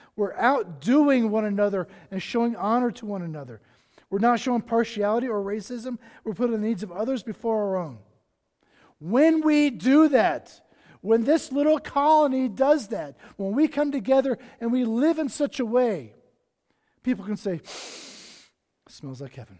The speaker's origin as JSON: {"language": "English", "region": "South Carolina", "country": "United States", "tie": "born or raised there", "moved": "yes", "said": "I grew up on the East Coast, on the beaches of South Carolina"}